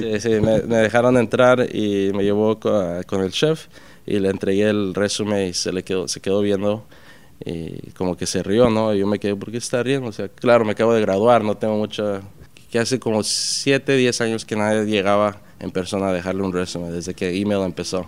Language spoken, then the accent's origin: Spanish; Puerto Peñasco, Sonora, Mexico; now in New York, United States; me crié en Puerto Peñasco, México, que es en ah, en el mar de Cortés.